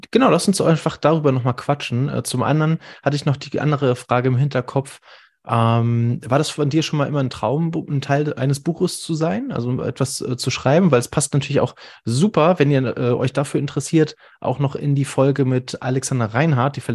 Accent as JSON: {"language": "German", "region": "Northern Germany", "country": "Germany", "said": "ich als Norddeutscher finde es super"}